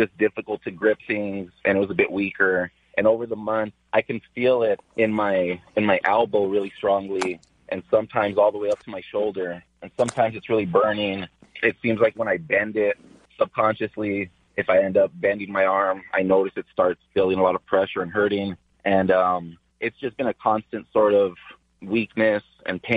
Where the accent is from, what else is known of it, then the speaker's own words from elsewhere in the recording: Los Angeles, California, United States; I grew up in East Los Angeles and went to Garfield High School